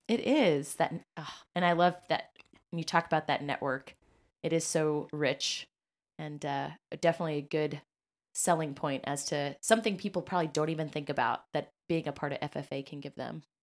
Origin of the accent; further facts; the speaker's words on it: Kansas, United States; moved away as an adult; now in Indianapolis, United States; I was from Kansas